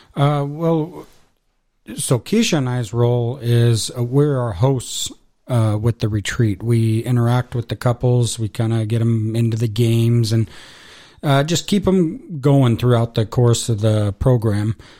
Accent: Casper, Wyoming, United States; I was born in Casper

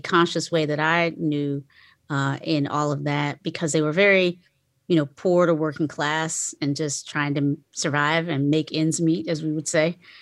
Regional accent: Kinston, North Carolina, United States; I was born in, um, a, a town called Kinston, North Carolina

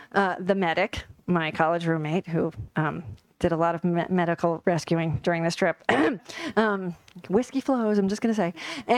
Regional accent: Connecticut, United States; But I grew up in Connecticut, and I used to take the train from New Haven to New York.

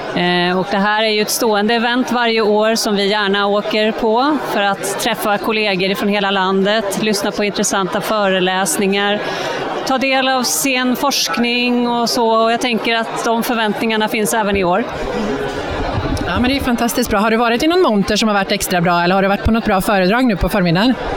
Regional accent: Brunflo, Jämtland, Sweden; Jag är från Brunflo

